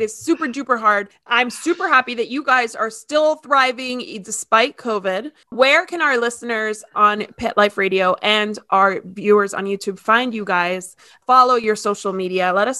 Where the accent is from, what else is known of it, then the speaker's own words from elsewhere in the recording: Miami, Florida, United States; I'm from Miami, so I grew up hearing about Romero Brito.